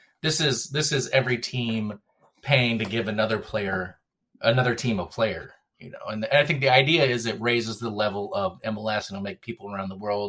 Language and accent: English; Seattle, Washington, United States; growing up in Seattle